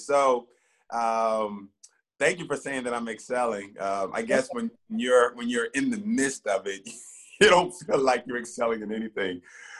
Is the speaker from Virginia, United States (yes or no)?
yes; Virginia, United States; also born or lived in Bermuda; So the places that that come to mind, like as a kid, is I'm from Virginia and Bermuda, simply because that's where my childhood rests.